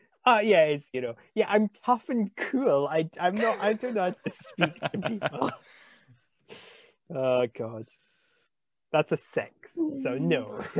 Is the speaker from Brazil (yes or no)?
no; England, United Kingdom; Yeah, and I'm English, which makes this awkward, but whatever. We don't get to fire these big guns at home.